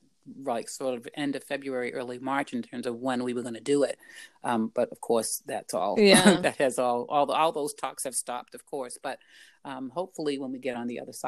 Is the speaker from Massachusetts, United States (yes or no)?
yes; New Bedford, Massachusetts, United States; growing up in New Bedford, that a place that allowed me to have to nurture that love for my country